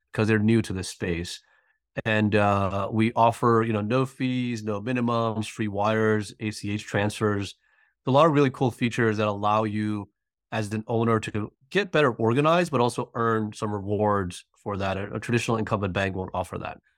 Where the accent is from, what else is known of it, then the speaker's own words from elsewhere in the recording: New York, United States; moved away as an adult; now in Atlanta, United States; I'm originally from New York and, uh, recently moved to Atlanta